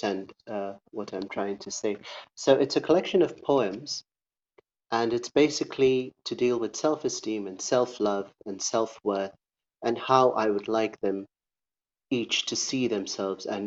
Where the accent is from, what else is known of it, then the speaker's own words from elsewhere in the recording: Eldoret, Uasin Gishu County, Kenya; I grew up in Eldoret, in and around the culture.